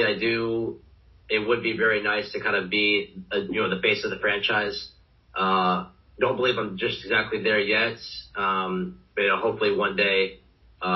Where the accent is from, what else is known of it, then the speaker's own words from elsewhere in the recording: Charlotte, North Carolina, United States; moved away; come back here and, you know, play for my hometown team.